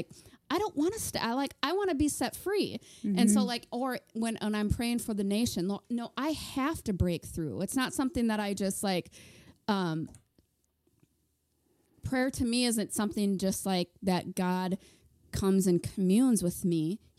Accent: Minnesota, United States; moved away; I was thinking on the way over here about how we're from Minnesota. We moved here 5 years ago. And when we were still in Minnesota

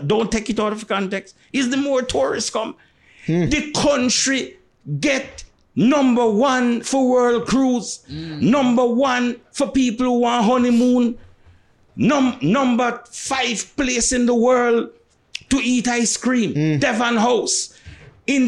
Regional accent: Montego Bay, Saint James, Jamaica; when you come from Mobe, and I grew up in a Mobe, at the time I grew up in Mobe

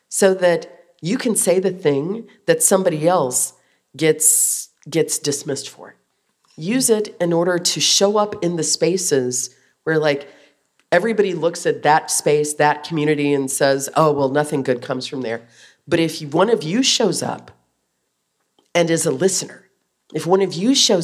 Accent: Appalachia, United States; I'm working class from Appalachia

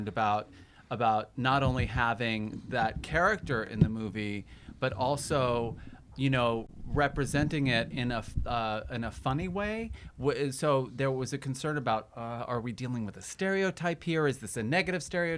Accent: Texas, United States; moved away; I came from Texas, and a lot of my family

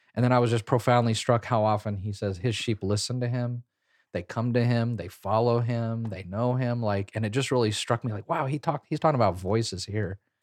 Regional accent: Kansas, United States; I grew up in Kansas

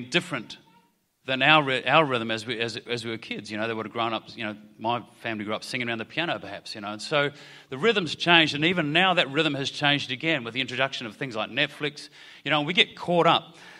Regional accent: New Zealand; now in Australia; I grew up in Aotearoa, New Zealand.

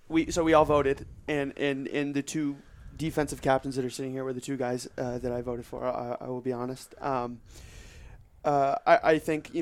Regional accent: Orange County, California, United States; I am from Orange County, California.

